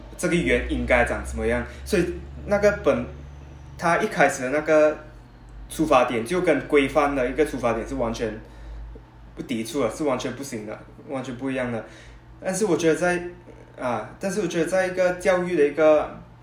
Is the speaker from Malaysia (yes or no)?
yes; Malaysia; 在马来西亚，我们学的英语是很formal